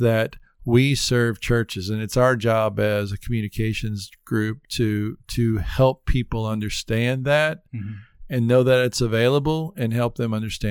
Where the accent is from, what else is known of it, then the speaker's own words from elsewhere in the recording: Millington, Tennessee, United States; also born or lived in Florida / Texas / California; So I was born in West Tennessee. My dad's retired Navy, and so I was born at the military base over in Millington. Transferred our family to Florida, Texas, California, and then back to Millington about the sixth grade.